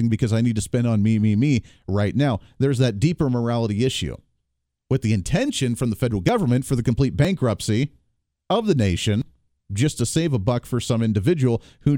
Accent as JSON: {"language": "English", "region": "Ohio", "country": "United States", "tie": "born or raised there", "moved": "yes", "lives_now": "Kansas, United States", "said": "Ohio State University, where I grew up in Ohio"}